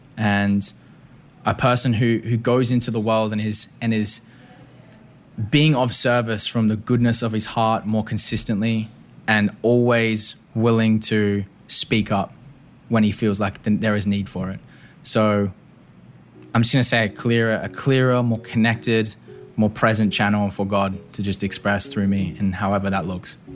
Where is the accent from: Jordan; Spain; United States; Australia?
Australia; Perth, Western Australia; moved away; Growing up in Perth